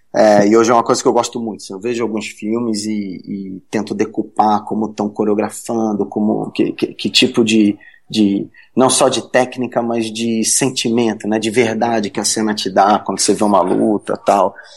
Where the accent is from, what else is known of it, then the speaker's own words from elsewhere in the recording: Rio de Janeiro, Brazil; moved away; eu sou carioca, né? Eu morava no Rio na época